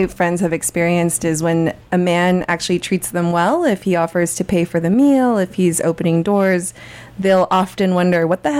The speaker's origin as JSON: {"language": "English", "region": "California", "country": "United States", "tie": "born or raised there", "said": "As a California native"}